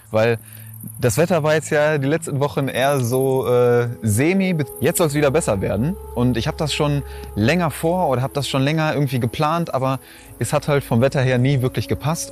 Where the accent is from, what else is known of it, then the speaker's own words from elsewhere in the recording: Schwerte, North Rhine-Westphalia, Germany; in meiner Heimat, da wo ich herkomme, ist das so ein, so ein Freibad